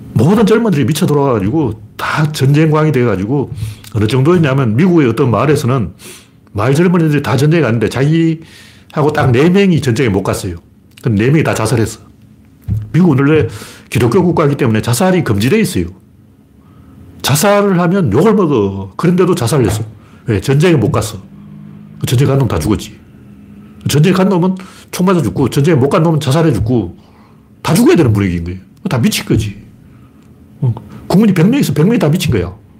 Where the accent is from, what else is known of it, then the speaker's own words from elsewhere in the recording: Gyeongsang, South Korea; accent: Gyeongsang dialect; 옛날에 우리 사투리로는 경상도 애들은 도토리라고 안 그러고 꿀밤이라고 그랬어요.